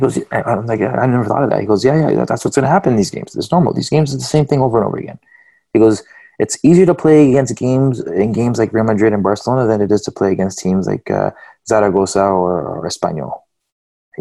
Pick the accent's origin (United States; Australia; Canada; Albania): Canada; I'm Canadian